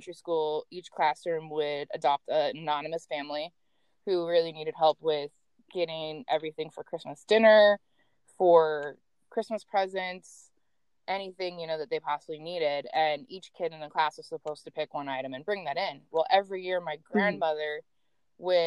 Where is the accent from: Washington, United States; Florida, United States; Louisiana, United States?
Washington, United States; Seattle; I am from Seattle, Washington